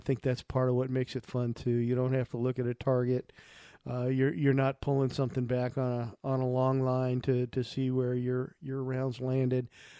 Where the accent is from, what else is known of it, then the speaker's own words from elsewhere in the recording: United States; I grew up near the Mississippi River and had spent a lot of time on those bluffs.